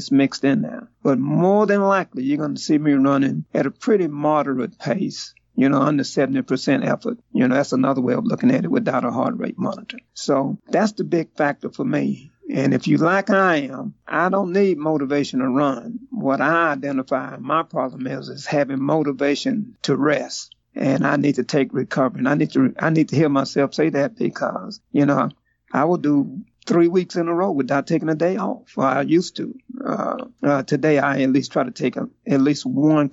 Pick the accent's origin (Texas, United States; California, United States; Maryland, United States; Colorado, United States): Texas, United States; Houston; originally I'm from Houston, Texas